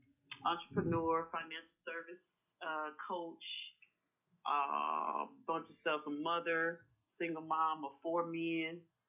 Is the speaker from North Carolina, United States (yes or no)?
no; Louisiana, United States; accent: southern country